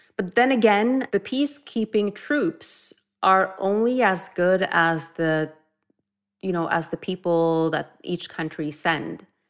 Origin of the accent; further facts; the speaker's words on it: Norway; growing up in Norway